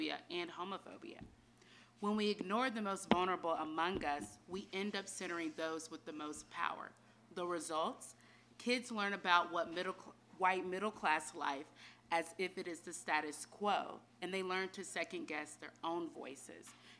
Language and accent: English; North Carolina, United States; I was born and raised in North Carolina